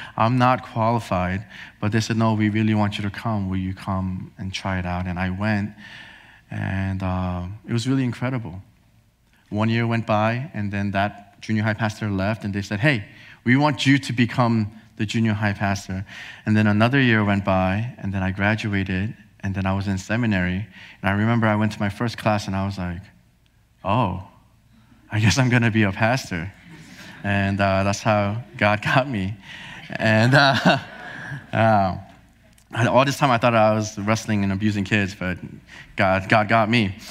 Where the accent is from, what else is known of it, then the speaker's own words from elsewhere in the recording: New Jersey, United States; also born or lived in Korea; I was born in Korea. Uh, my parents and I, we moved here to New Jersey when I was four years old.